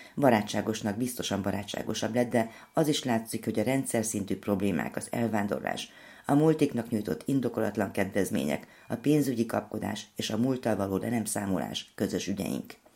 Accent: Cluj-Napoca, Cluj County, Romania; moved away as an adult; now in Hungary; jártam a szülővárosomban

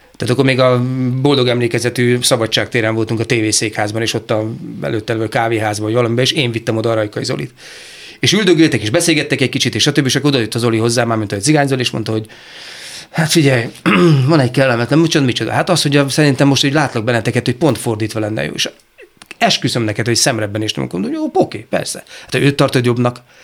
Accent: Szeged, Csongrád-Csanád, Hungary; szegedi vagyok

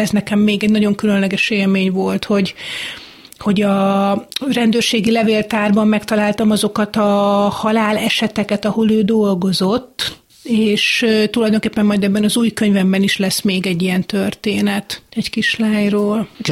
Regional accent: Hungary; a gyerekkoromban a Balatonparton

